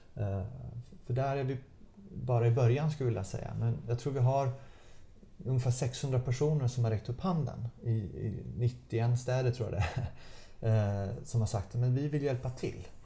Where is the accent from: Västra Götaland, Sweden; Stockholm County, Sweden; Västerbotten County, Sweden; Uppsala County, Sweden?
Västra Götaland, Sweden; Gothenburg; Göteborg av alla städer, där jag, där jag kommer ifrån